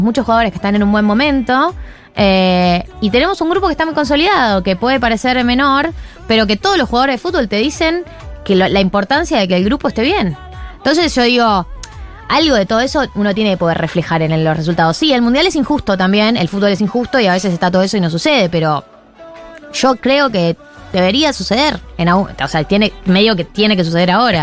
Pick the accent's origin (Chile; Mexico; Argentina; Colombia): Argentina; soy argentina